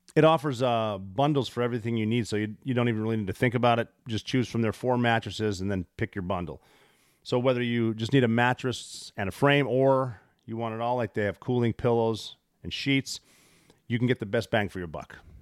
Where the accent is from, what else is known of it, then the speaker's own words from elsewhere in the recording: Montana, United States; I'm from Montana